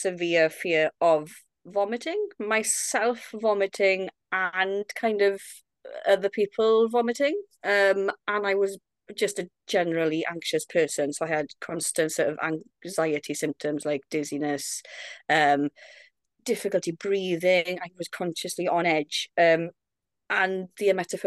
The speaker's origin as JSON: {"language": "English", "region": "Wales", "country": "United Kingdom", "said": "I'm 32 from Wales."}